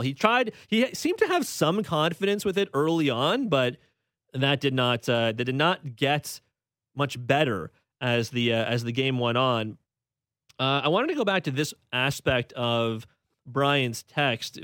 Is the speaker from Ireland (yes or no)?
no; Canada; as a Canadian